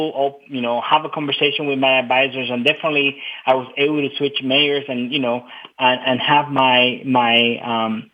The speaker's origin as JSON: {"language": "English", "country": "Cuba", "tie": "born or raised there", "moved": "yes", "lives_now": "United States", "said": "I was pretty much born and raised in Cuba. I immigrated in 1998 to the United States."}